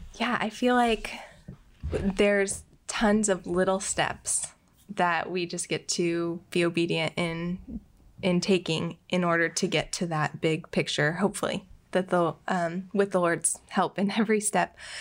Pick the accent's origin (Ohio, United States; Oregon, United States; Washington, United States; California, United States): Oregon, United States; Bend; moved away as an adult; also born or lived in Tijuana; now in Portland, United States; I'm from Bend. Uh, grew up there.